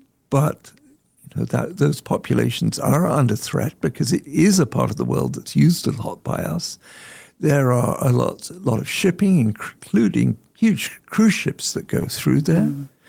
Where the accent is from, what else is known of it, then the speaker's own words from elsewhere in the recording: England, United Kingdom; So when I was growing up in England, the pets in our family were probably eating northern bottlenose whale.